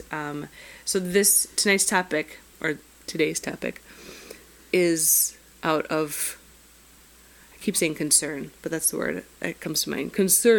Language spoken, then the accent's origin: English; Minnesota, United States; I'm a Minnesotan.